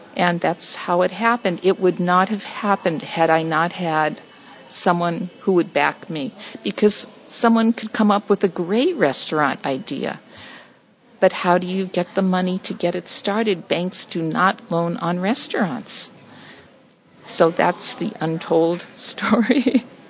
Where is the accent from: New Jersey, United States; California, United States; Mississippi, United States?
California, United States; Los Angeles; also born or lived in Silver Lake, Los Angeles; I grew up in Echo Park